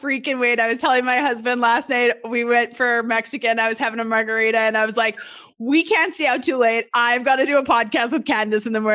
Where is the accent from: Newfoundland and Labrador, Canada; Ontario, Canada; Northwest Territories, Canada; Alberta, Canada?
Alberta, Canada; Edmonton; moved away as an adult; now in Little Rock, United States; grew up in Edmonton, Alberta, right outside of Edmonton until I was about 10 or 11 years old, moved to the city